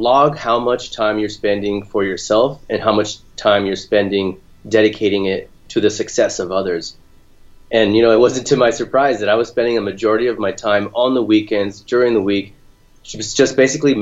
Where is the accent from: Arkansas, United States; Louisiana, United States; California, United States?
California, United States; Orange County, Southern; now in Sacramento area, United States; I grew up in Southern California, in Orange County, along the coast